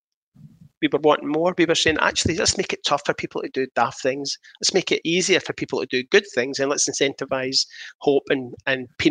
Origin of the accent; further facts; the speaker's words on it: Coatbridge, Scotland, United Kingdom; I grew up in Coatbridge